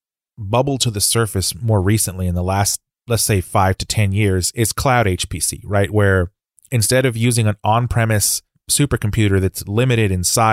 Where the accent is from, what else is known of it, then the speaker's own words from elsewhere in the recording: San Antonio, Texas, United States; San Antonio, Texas, my hometown, is ahead of the game.